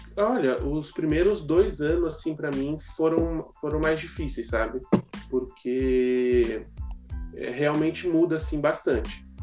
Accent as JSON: {"language": "Portuguese", "region": "São Paulo", "country": "Brazil", "tie": "born or raised there", "moved": "as an adult", "lives_now": "Rio Grande do Sul, Brazil", "said": "eu sou natural de São Paulo, né? São Paulo capital. E eu moro aqui no Rio Grande do Sul fazem 10 anos"}